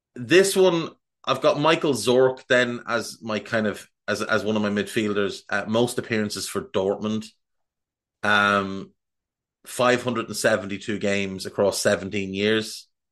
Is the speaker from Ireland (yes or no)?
yes; Ireland; I'm Irish, and that's how we say it